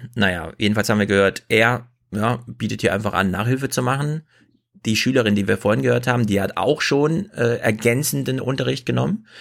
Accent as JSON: {"language": "German", "country": "Germany", "also_born_or_lived": "North Rhine-Westphalia", "moved": "yes", "said": "bei uns in Sachsen und Thüringen"}